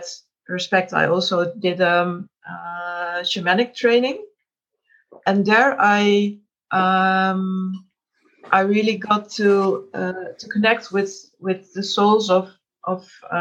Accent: Netherlands; I'm from the Netherlands

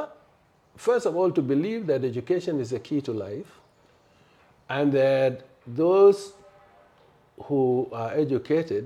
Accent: South Sudan; moved away; also born or lived in Khartoum / Nigeria; I was born in a village called Tonarepin

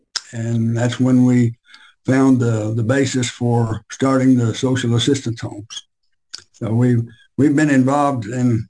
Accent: Tupelo, Mississippi, United States; also born or lived in Memphis, Tennessee / Nashville / Mobile / New Orleans; I was born in Memphis and moved to North Mississippi when I was in the first grade, and then finally to Tupelo, and we both graduated from Tupelo High School

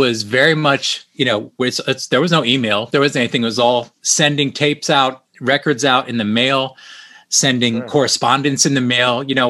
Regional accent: Brandon, Florida, United States; we all grew up here, all went to Brandon High School back in the day when it was the only school.

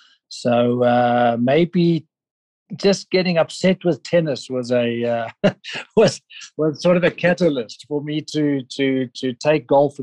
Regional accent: South Africa; They immigrated from Switzerland to South Africa. So I have Swiss blood, but I have South African culture and upbringing. And I grew up in South Africa.

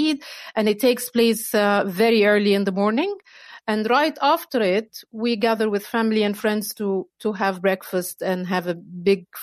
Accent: Egypt; moved away; also born or lived in Kuwait / Dubai / Qatar; I'm originally from Egypt, but I also lived in Kuwait, Dubai

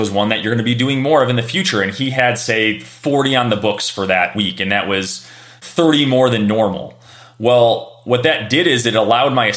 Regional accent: Chicago, Illinois, United States; I grew up in Chicago in the 90s

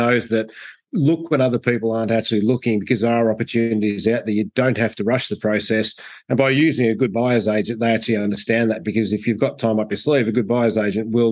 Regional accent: Echuca, Victoria, Australia; also born or lived in Rochester; born and bred on the Murray River, Pete, and spent most of my lifetime in Echuca

